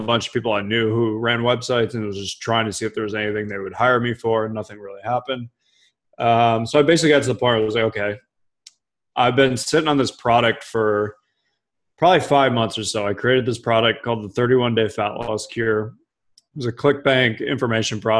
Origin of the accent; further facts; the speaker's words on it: Cleveland, Ohio, United States; I grew up in Cleveland